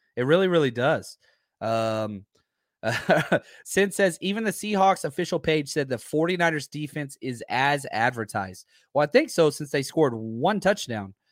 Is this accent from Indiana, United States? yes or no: no; Dallas, Texas, United States; I grew up in Dallas, Texas